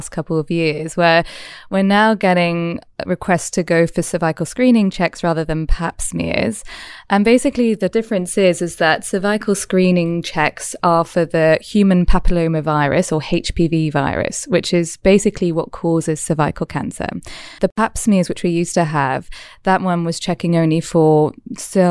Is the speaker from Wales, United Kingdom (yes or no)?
yes; Wales, United Kingdom; now in Australia; I'm from Wales. I probably say things differently all over again